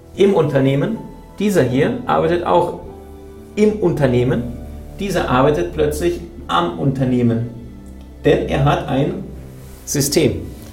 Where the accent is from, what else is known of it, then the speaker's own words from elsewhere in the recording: Berlin, Germany; ich bin in Berlin aufgewachsen